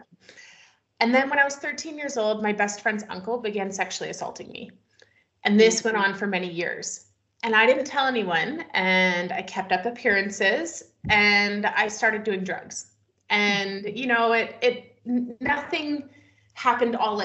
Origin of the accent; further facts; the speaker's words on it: just outside of Toronto, Ontario, Canada; also born or lived in Wyoming, United States; now in British Columbia, Canada; I grew up just outside of Toronto.